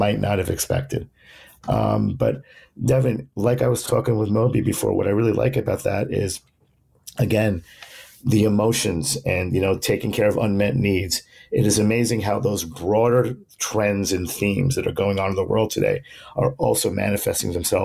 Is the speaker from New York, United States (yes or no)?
yes; New York City, New York, United States; my hometown